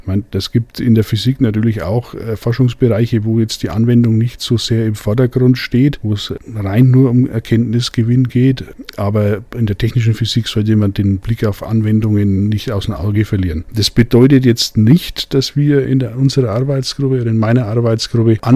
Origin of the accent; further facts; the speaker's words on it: Bavaria, Germany; Also in Mittelfranken, wo ich herkomme, äh, da sind die Bratwürste eher grob von der Fleischkonsistenz